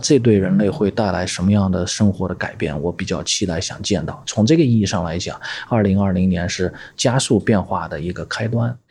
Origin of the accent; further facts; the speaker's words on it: China; 我们中国人